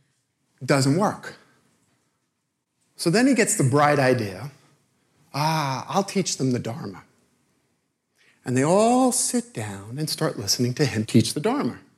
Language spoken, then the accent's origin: English; New York City, New York, United States; I'm from Brooklyn